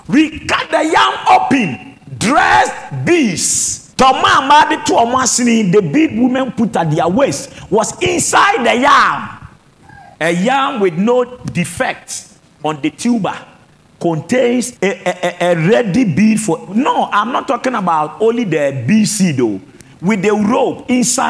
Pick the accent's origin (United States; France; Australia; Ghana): Ghana; Techiman, Bono East; my hometown, Techimai